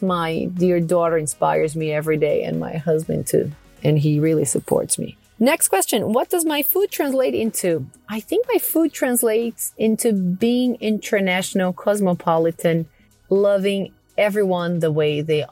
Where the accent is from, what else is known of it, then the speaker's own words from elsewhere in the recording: Porto Alegre, Rio Grande do Sul, Brazil; English is a second language; moved away as an adult; also born or lived in Astoria, Queens, New York / Flushing, New York; now in New York, United States; I first left my hometown, Porto Alegre, to come to New York when I was in sixth grade in middle school